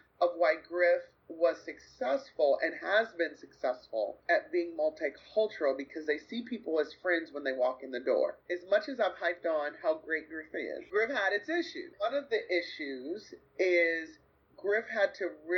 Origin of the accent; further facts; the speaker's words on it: United States; also born or lived in Grand Rapids, Michigan / Kankakee, Illinois; an American with an American palate